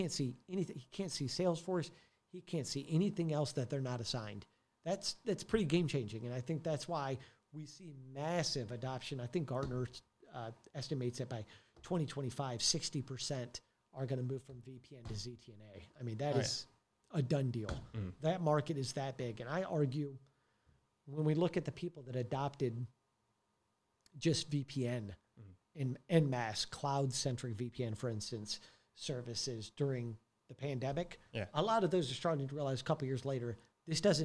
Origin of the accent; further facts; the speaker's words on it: Detroit, Michigan, United States; also born or lived in Santa Monica / Los Angeles; now in Frisco, United States; I came from Detroit originally